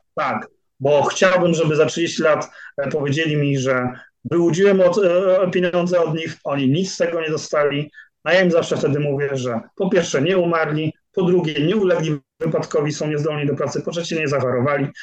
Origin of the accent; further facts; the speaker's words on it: Szczecin, West Pomeranian Voivodeship, Poland; now in Poznań, Poland; prawie tak samo długo, jak mieszkam w Poznaniu, bo jestem godowitym szczecinianinem